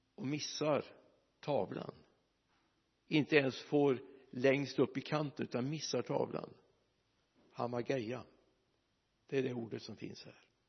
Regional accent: Mariestad, Västra Götaland, Sweden; moved away; jag var hemma i Mariestad

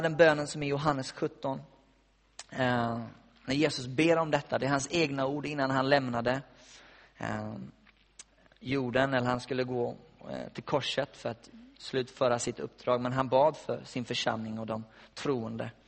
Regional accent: West Coast, Sweden; moved away; jag har varit hemma på västkusten där jag kommer ifrån

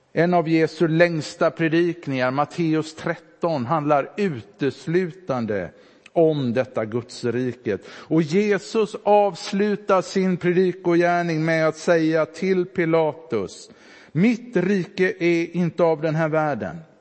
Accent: Sävedalen, Västra Götaland, Sweden; moved away; När bedjarna där hemma i Sävedalen ställde sig upp och bad i bänkarna

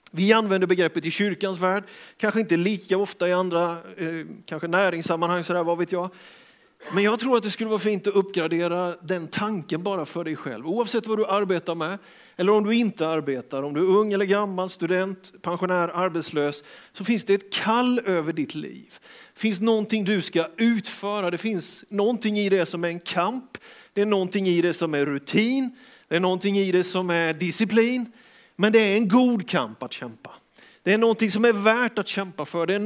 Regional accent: Björkeby, Sweden; Nej, vi kom från Björkeby med dåliga skidor, bakhalt och ingen valla, stora termosbyxor.

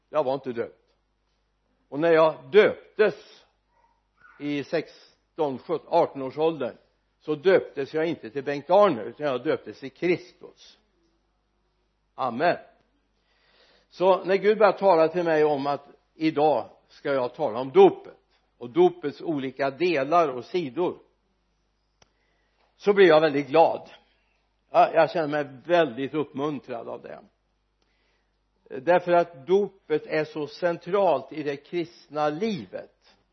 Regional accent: Sweden; vi som är födda och uppvuxna i Sverige

